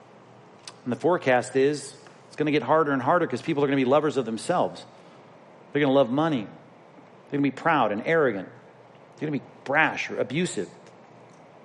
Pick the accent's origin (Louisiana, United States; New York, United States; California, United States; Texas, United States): California, United States; I'm from California